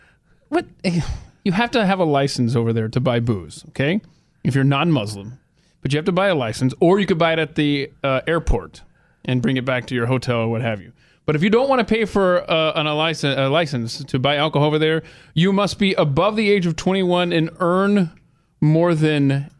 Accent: Georgia, United States; My home state.

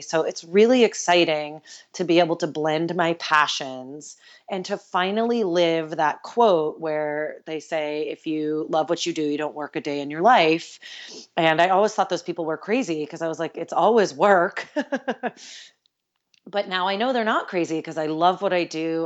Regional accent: New York, United States; moved away; I grew up right outside New York City

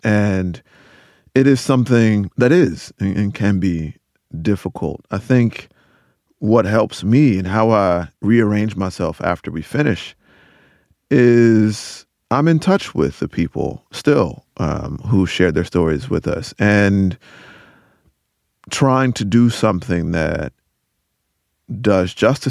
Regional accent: Rocky Mount, North Carolina, United States; I'm from Rocky Mount, North Carolina, and it was submerged completely

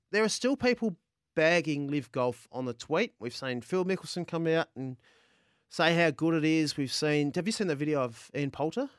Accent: Adelaide, South Australia, Australia; Adelaide, um, on my hometown, grew up in Adelaide

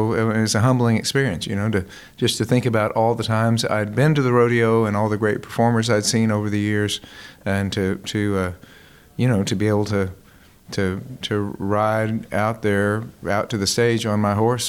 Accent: Houston, Texas, United States; You know, I loved the rodeo growing up. I was born in Methodist Hospital, you know, just down the road from here.

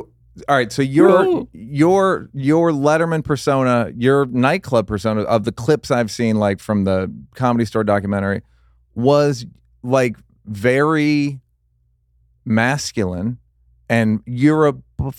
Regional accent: Pennsylvania, United States; Outside Philly and outside Philly. Chicago.

